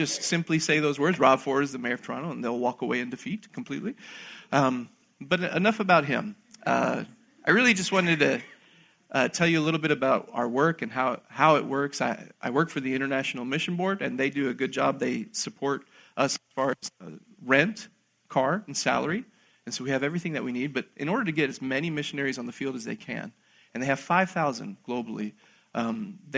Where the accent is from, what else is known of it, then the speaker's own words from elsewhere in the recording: Argentina; I was born in Argentina myself